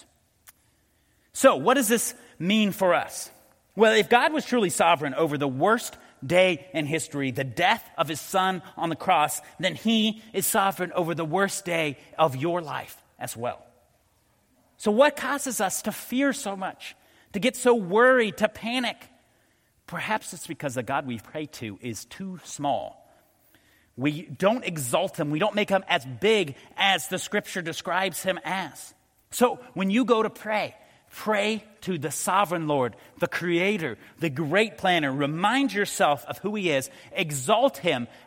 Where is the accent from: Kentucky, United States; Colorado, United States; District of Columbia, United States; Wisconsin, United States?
Colorado, United States; moved away; I grew up in Colorado